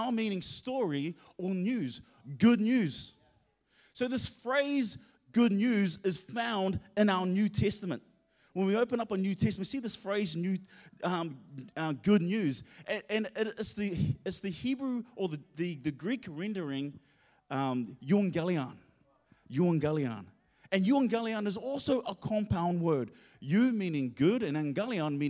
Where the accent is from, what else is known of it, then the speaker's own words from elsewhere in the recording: Auckland, New Zealand; also born or lived in Hamilton; I'm originally from Auckland